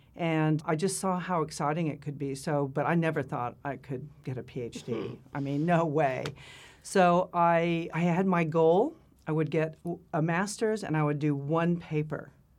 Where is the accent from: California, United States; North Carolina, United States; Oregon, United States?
California, United States; moved away as an adult; also born or lived in Arizona; now in Australia; I'm from California